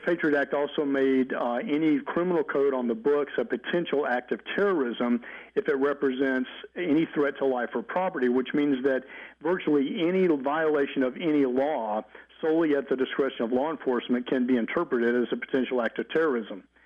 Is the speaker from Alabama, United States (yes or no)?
yes; Mobile, Alabama, United States; moved away; also born or lived in California; I'm from Mobile, Alabama, but also lived in California for about 15 and a half years as well